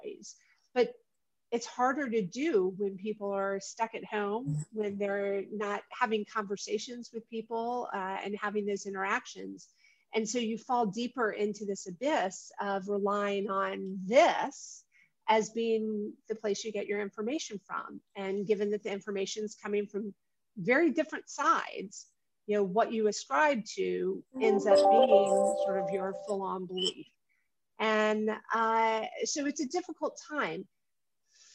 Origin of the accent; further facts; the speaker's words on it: Atlanta, Georgia, United States; moved away as an adult; also born or lived in Prague; the family I grew up with here in Atlanta